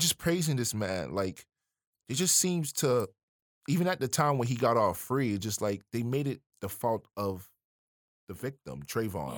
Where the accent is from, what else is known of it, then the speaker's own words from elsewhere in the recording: Miami, Florida, United States; I am from Miami, Florida